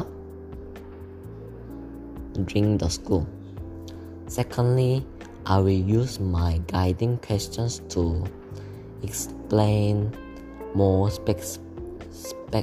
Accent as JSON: {"language": "English", "country": "South Korea", "second_language": "English", "moved": "yes", "lives_now": "Malaysia", "said": "I'm from Korea, which is South place, and I'm studying in Malaysia International School right now."}